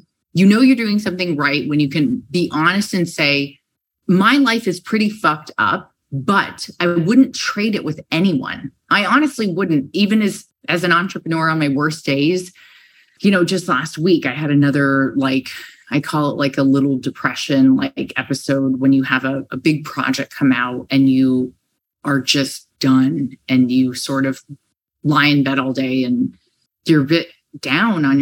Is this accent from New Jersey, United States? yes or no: no; San Diego, California, United States; now in New York City, United States; you say like and dude and oh my God, because I'm from San Diego and that's what we say